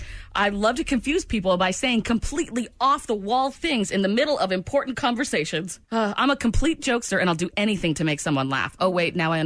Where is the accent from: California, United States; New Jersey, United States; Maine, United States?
Maine, United States; moved away as an adult; also born or lived in Old Orchard Beach, Maine / Harrisburg, Pennsylvania / North Carolina; I'm from Maine